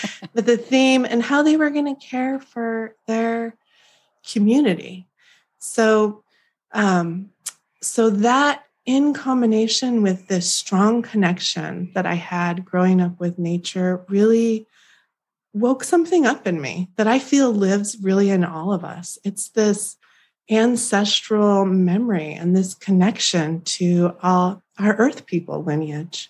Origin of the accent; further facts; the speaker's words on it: Oregon, United States; also born or lived in California; I grew up in the mountains of Oregon